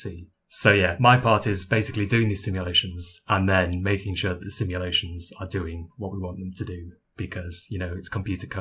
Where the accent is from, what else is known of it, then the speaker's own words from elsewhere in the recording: United Kingdom; now in Durham, United Kingdom; as you might be able to tell by my voice, I'm British